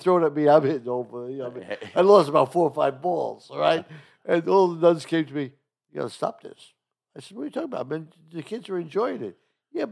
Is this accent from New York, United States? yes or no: yes; New York, United States; also born or lived in Long Island; I grew up in East New York